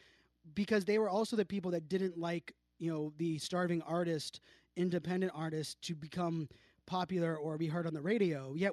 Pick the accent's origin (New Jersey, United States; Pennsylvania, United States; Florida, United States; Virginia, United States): Virginia, United States; Virginia Beach; His mom has a beach house that was actually on the street that I grew up in Virginia Beach.